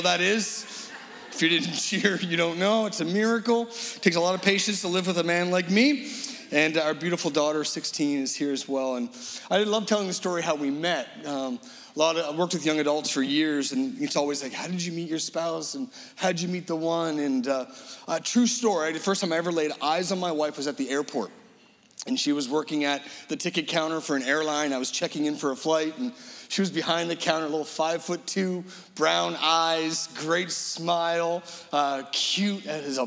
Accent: Halifax, Nova Scotia, Canada; we're from Halifax

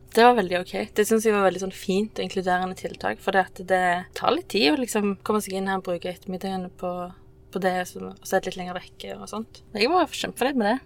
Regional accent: Sola, Rogaland, Norway; jeg er oppvokst eh, i Sola, men ikke liksom fra Sola sentrum. Jeg er fra Skjelta.

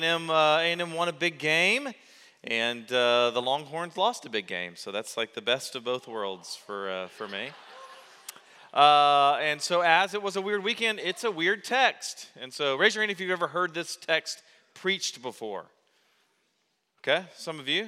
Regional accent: United States; I grew up as an American Christian

